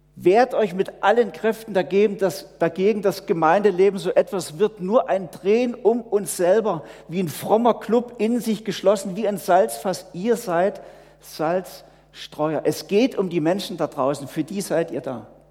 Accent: home of the Herrnhuters, Saxony, Germany; moved away; aus meiner Heimat viele Missionare vor 300 Jahren in alle Welt gegangen sind, von den Herrnhutern

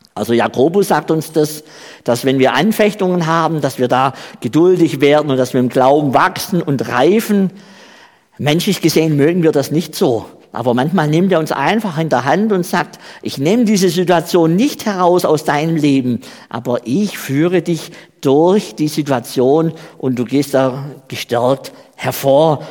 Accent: Baden-Württemberg, Germany; accent: Swabian; moved away as an adult; also born or lived in Saxony-Anhalt; now in Switzerland; ich komme ja aus Baden-Württemberg, wie man ja auch an meiner Sprache hört, an meinem schwäbischen Dialekt.

